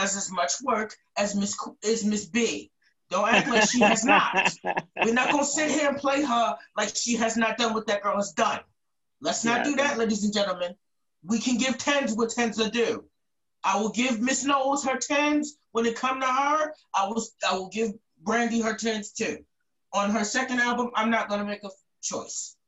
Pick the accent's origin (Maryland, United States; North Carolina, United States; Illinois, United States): Maryland, United States; Baltimore; I'm from Baltimore, Maryland